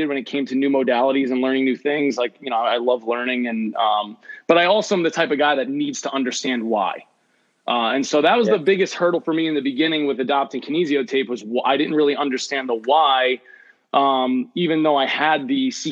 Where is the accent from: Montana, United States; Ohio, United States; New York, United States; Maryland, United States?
New York, United States; Long Island; moved away as an adult; also born or lived in Florida; I'm originally from the Long Island area. So I grew up, you know, right on Long Island.